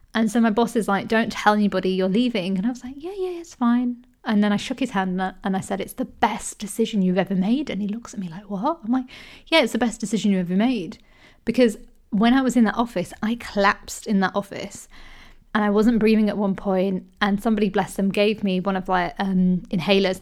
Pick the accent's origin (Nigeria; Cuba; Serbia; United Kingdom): United Kingdom; I grew up in the U K, And I'm Indian, but also I'm British